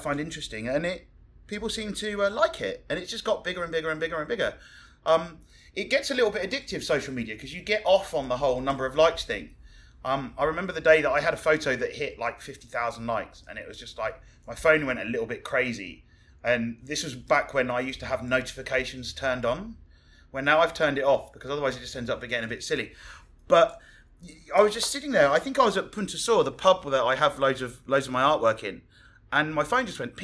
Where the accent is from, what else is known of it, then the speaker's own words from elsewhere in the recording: Hamble, South East England, United Kingdom; moved away as an adult; also born or lived in Brighton / London; now in Cozumel, Mexico; I'm English. I grew up in a little village called Hamble, which is next to Southampton on the south coast of England